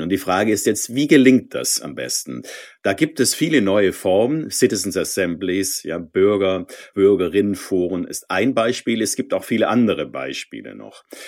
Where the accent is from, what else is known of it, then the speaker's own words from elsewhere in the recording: Swabia, Baden-Württemberg, Germany; ich bin Schwabe